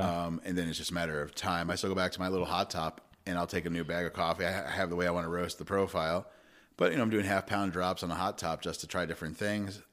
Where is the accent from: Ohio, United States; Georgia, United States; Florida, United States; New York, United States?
New York, United States; Long Island; moved away; I grew up on Long Island